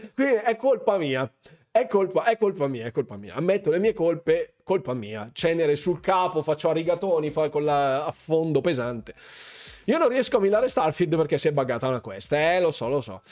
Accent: Lombardy, Italy; tutti i miei confratelli lombardi, corregionali lombardi

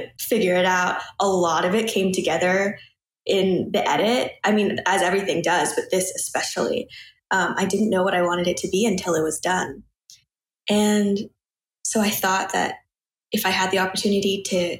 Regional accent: Portland, Oregon, United States; moved away as an adult; also born or lived in New York; I'm from Portland, Oregon. So West Coast

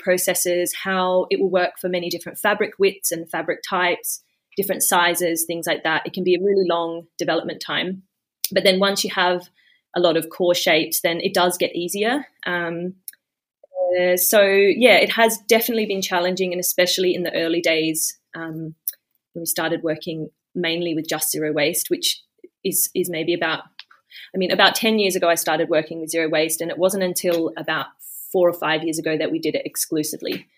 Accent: Australia; moved away as an adult; also born or lived in Melbourne, Australia; now in Sweden; I'm actually half Swedish, half Australian. So I grew up in Australia

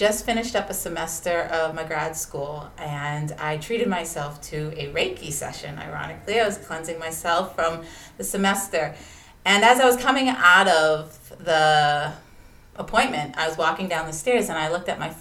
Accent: Massachusetts, United States; accent: wicked Boston; now in Boston, United States; I am from Massachusetts

